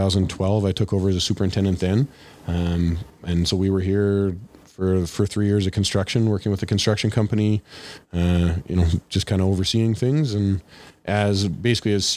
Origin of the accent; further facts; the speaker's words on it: Swan River, Manitoba, Canada; I grew up in Swan River